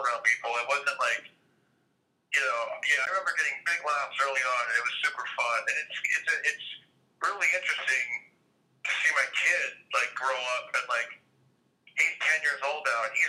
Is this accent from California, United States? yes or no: yes; Fresno, California, United States; my hometown Fresno